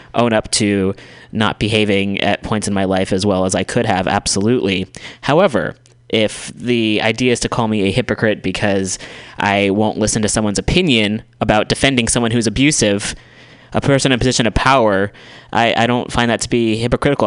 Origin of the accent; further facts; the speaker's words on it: United States; being an American